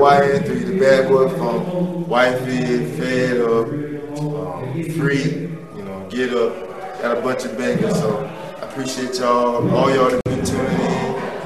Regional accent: North Carolina, United States; I'm here in North Carolina, straight born and raised

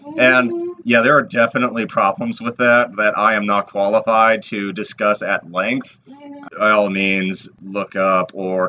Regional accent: Massachusetts, United States; I am a fake Irish masshole.

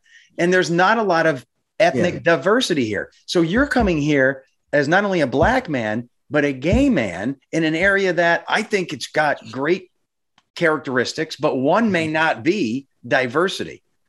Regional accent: Northeastern Pennsylvania, United States; Okay, so I was born and raised in Northeastern PA. So, for example, I'm your typical Northeastern PA guy.

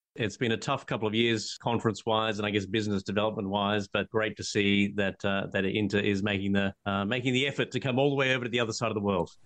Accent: Australia; I'm an Australian patent attorney

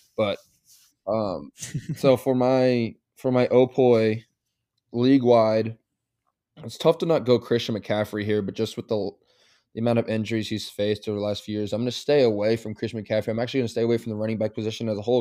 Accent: Nebraska, United States; we're from Nebraska

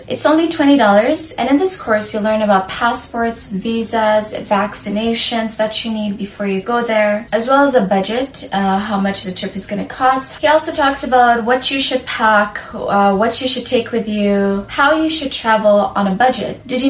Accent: Sudan; I see it back home because I'm from Sudan, I'm African.

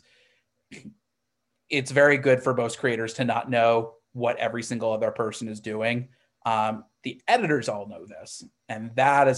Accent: Missouri, United States; I grew up in Missouri

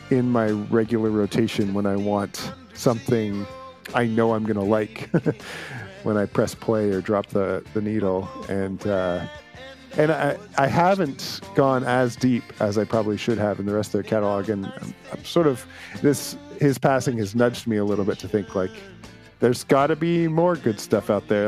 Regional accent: Canada; as a Canadian

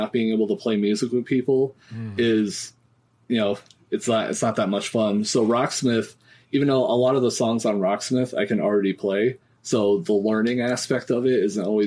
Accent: Albany, New York, United States; I'm from the Albany area of New York

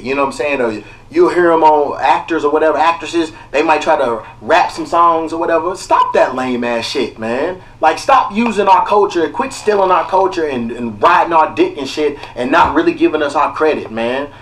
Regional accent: Kentucky, United States; now in Los Angeles, United States; I'm from Kentucky. I didn't know I had peoples out here.

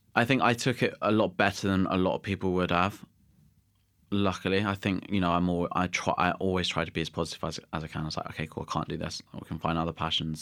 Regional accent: Somerset, South West England, United Kingdom; also born or lived in Guernsey; I was born in Guernsey, and then I moved to Somerset.

